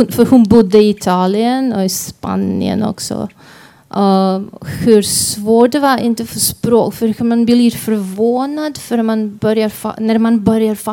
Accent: Croatia; kroater och alla farfar farfars var också kroater. De var inte där. Så, och vi alla flyttade runt mycket och gjorde fel saker och uppenbarligen jag pratade fel språk också.

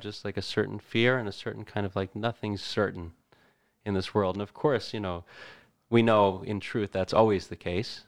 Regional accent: Middletown, New Jersey, United States; I grew up, Middletown, New Jersey

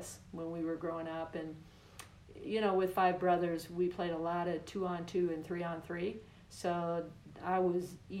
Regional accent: Louisville, Kentucky, United States; now in Boulder, United States; I grew up in Louisville, Kentucky

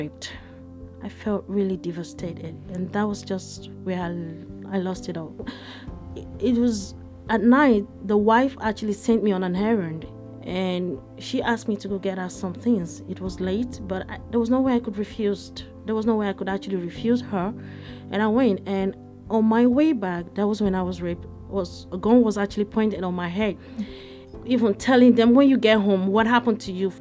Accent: Ondo, Nigeria; moved away as an adult; now in Luxembourg; I actually grew up in a village in the western part of Nigeria, Ondo State

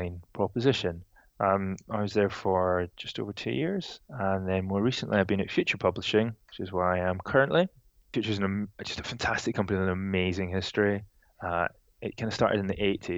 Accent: Edinburgh, Scotland, United Kingdom; moved away as an adult; also born or lived in Reading; now in London, United Kingdom; I'm from Edinburgh originally, and I moved to London a couple of years ago.

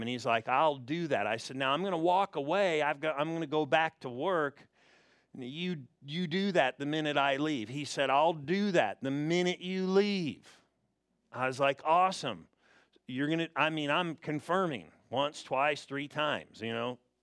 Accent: Southern California, United States; I'm from Southern California

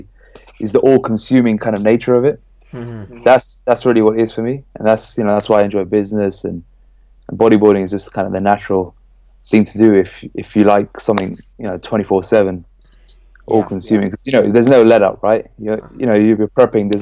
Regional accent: London, United Kingdom; I'm from Northwest London, Pinner to be exact

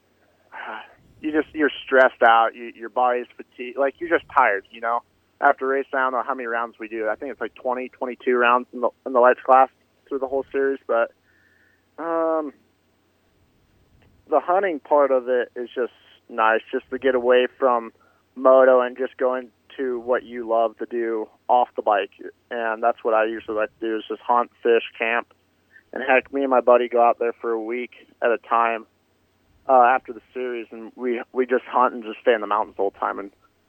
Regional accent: Utah, United States; I'm from Utah, and we elk hunt all the time

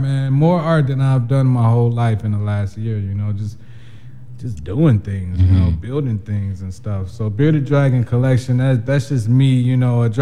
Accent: United States; we grew up in the American culture

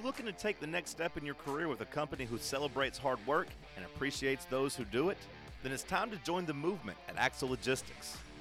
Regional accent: Martin, Tennessee, United States; my hometown squad has yet to do me wrong. U T Martin

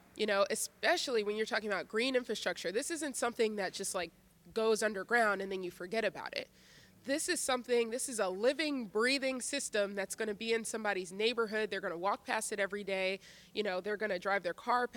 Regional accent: Philadelphia, Pennsylvania, United States; I was born and raised in Philadelphia

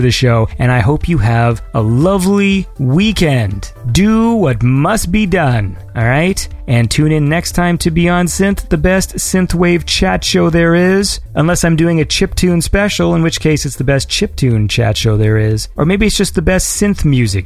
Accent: Canada; I'm a Canadian

